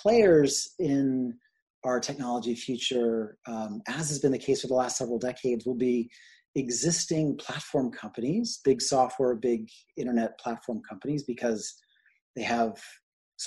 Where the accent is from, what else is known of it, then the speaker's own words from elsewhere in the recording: New York, United States; also born or lived in London / New England / California / England; grew up mostly in New York and went to school all over the place.